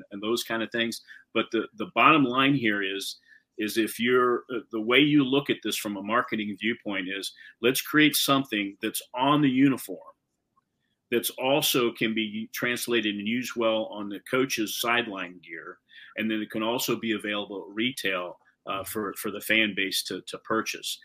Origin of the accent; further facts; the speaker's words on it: Wilmington, Ohio, United States; I grew up in Wilmington.